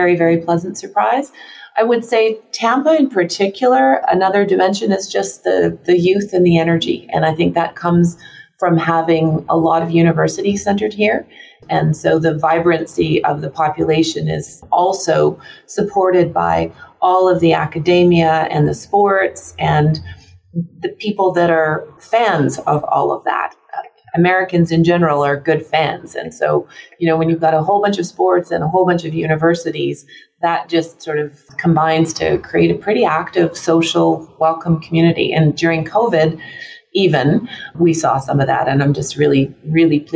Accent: Canada; moved away as an adult; now in Florida, United States; I'm Canadian

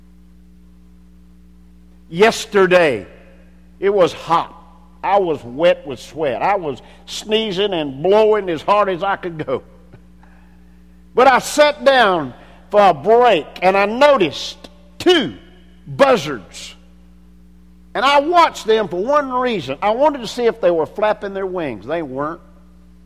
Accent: Anderson, South Carolina, United States; My birth certificate says that I was born in Anderson, South Carolina

